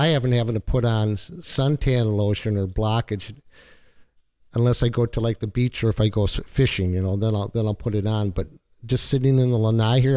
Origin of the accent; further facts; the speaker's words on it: Minnesota, United States; moved away as an adult; now in Florida, United States; I'm a fisherman from Minnesota